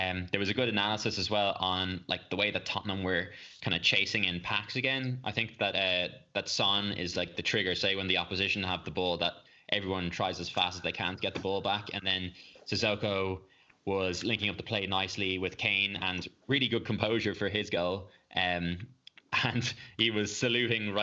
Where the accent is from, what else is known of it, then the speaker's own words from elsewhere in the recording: Ireland; as an Irish fan